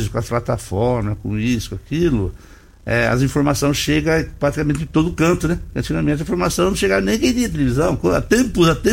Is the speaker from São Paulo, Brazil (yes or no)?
yes; São Paulo, Brazil; also born or lived in Belém; now in Rio Verde, Brazil; Eu sou do interior de São Paulo, vim aqui em 98, fui embora para Belém para pelo banco e voltei para Rio Verde.